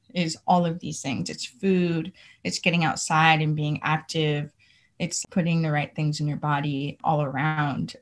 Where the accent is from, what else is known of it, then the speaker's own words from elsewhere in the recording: California, United States; Growing up in California, I did see queer folks